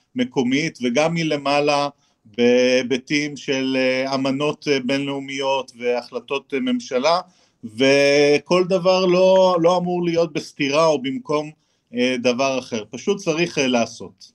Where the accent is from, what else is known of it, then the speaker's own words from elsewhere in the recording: Haifa, Haifa District, Israel; אני אדריכל חיפאי